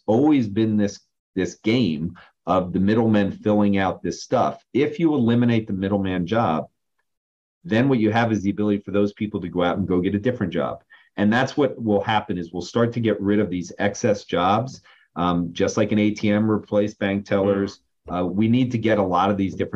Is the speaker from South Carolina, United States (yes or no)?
no; New Jersey, United States; I grew up in New Jersey